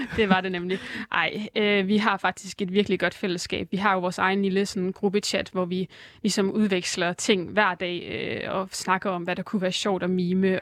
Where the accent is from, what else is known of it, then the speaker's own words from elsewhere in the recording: Aarhus and Herning, Central Denmark Region, Denmark; moved away as an adult; now in Copenhagen, Denmark; alle mine venner var øh, tilbage i Aarhus og Herning, hvor jeg kommer fra